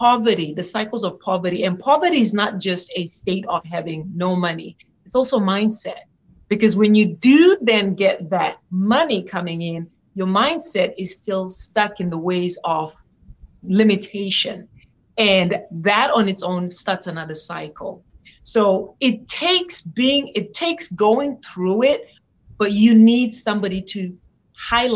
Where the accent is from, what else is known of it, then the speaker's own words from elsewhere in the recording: Zimbabwe; moved away as an adult; now in United States; I was born and raised in Zimbabwe